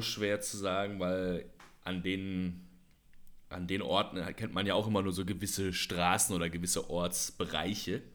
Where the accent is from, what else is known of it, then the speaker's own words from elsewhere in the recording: Germany; now in Indonesia; als Deutscher